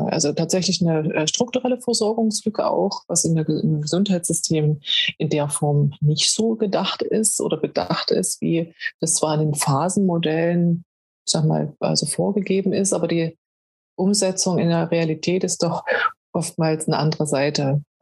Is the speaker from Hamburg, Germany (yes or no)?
yes; Hamburg, Germany; Ich bin aus Hamburg, gerade von Hamburg und von überall eigentlich.